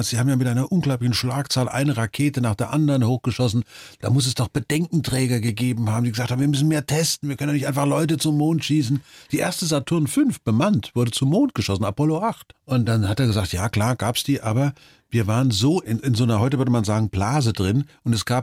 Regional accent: Germany; und ich bin Deutscher, ich kann also nicht US-Astronaut werden.

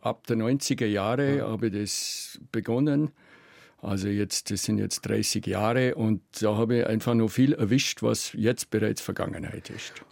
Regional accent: Allgäu, Bavaria, Germany; Also ich bin wirklich wie im Paradies aufgewachsen. Das, ich und mein Bruder, kleines Dorf

